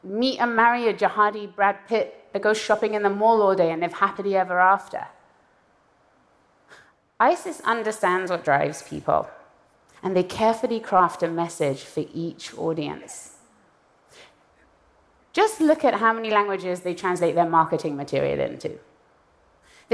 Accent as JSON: {"language": "English", "country": "Iran", "tie": "born or raised there", "moved": "yes", "said": "I was born in Iran and I left in the aftermath of a violent revolution."}